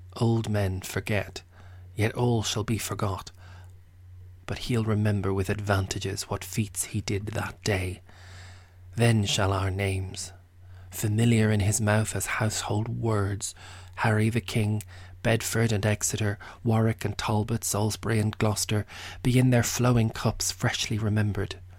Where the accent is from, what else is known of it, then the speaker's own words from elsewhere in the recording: Ireland; I'm Irish